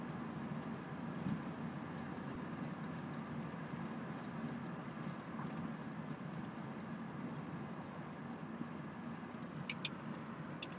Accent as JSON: {"language": "English", "town": "Houston", "region": "Texas", "country": "United States", "tie": "born or raised there", "also_born_or_lived": "California", "said": "I've lived in Texas longer than I've lived anywhere else in my entire life. So saying Houston is my hometown"}